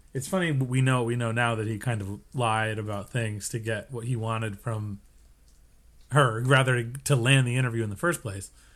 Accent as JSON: {"language": "English", "country": "United States", "said": "we're American."}